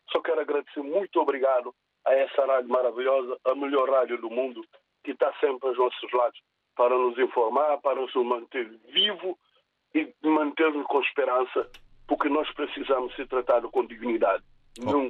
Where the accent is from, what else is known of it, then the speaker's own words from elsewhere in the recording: São Tomé, São Tomé & Príncipe; now in Portugal; eu sou sandomense, nasci em Sandomé